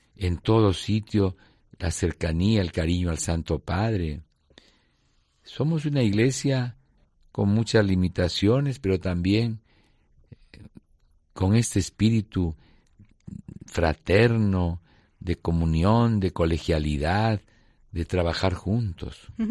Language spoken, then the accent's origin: Spanish; Lima, Peru; moved away as an adult; now in Ayacucho, Peru; Yo soy limeño de pura cepa, ¿no? Del mismo eh, centro histórico de la parroquia de San Marcelo, en la zona antigua, Ahí mis papás vivían, se casaron, me bautizaron